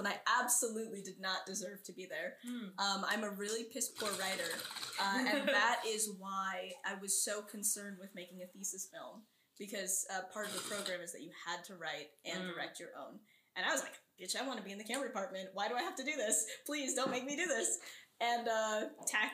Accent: New York City, New York, United States; also born or lived in Astoria, Queens / Brooklyn; I grew up in New York City. Cool. In Sunnyside

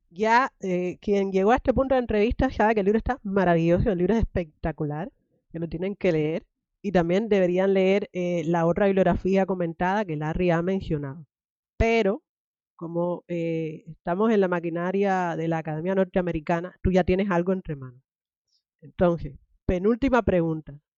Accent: Mexico; le dije, sí, soy, soy blanco y soy mexicano, eh, pero hablas muy bien el inglés.

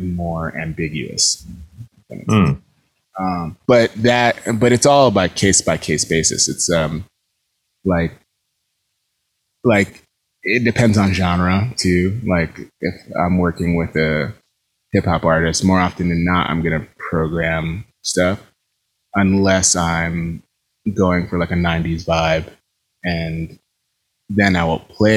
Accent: New York, United States; I grew up in New York

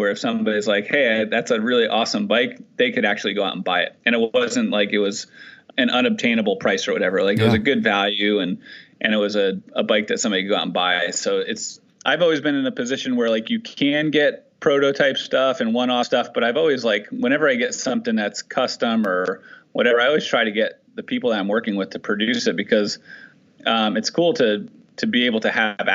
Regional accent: New Jersey, United States; also born or lived in Pennsylvania; I grew up on the East Coast in New Jersey, and I went to college in Pennsylvania

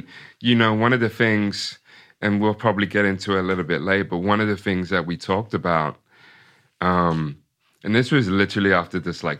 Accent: Ipswich, Massachusetts, United States; So yeah. So, you know, growing up in Ipswich, going to a predominantly all white, you know, elementary school

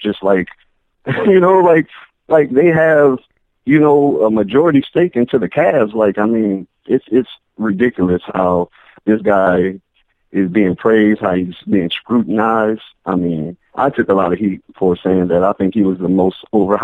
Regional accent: Minnesota, United States; I'm from Minnesota

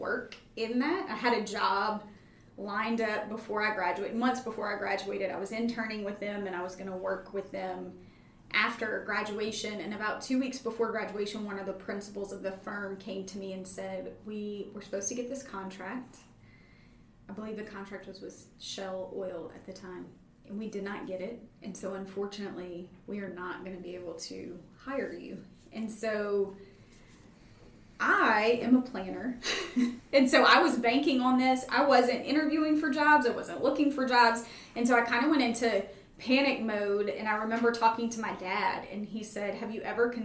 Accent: Baton Rouge, Louisiana, United States; moved away as an adult; also born or lived in Chicago; I grew up in Baton Rouge.

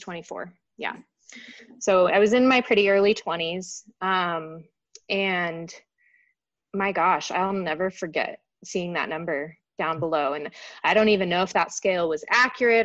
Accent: Denver, Colorado, United States; moved away as an adult; I moved away from Denver, you know, to go to college

